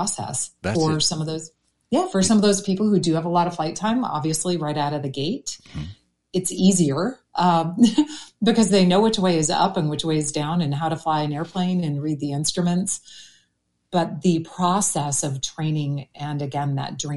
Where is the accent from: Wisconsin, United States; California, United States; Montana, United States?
Wisconsin, United States; Green Bay; I grew up in Green Bay, Wisconsin